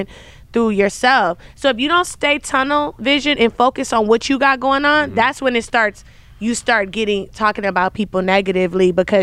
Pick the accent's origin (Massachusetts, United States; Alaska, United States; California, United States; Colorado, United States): California, United States; Compton; I'm from Compton